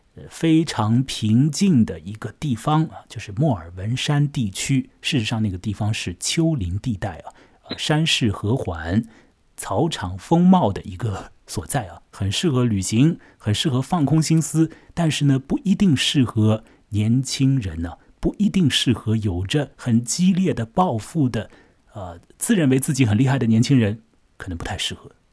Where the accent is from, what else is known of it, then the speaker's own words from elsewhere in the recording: Shanghai, China; 在上海的崇明岛上和你说话。 我现在所待的这个地方呢， 就是我的老家啊， 崇明岛。 它虽然是属于上海管辖的一处地方啊， 但是呢， 在我这儿， 这个岛上面的气氛和那所谓的魔都之中的那种激动人心的啊， 或者是很是紧张的这个气氛啊， 当然是大不一样的嘛。